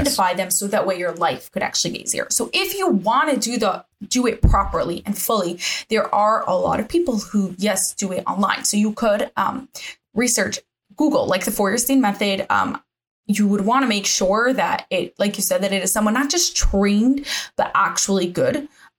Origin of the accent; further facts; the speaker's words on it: New Jersey, United States; accent: Jersey; moved away; also born or lived in England; I am from New Jersey originally